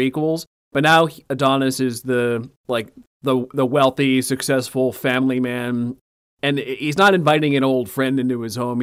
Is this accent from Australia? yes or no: no; Canada; I'm coming from Canada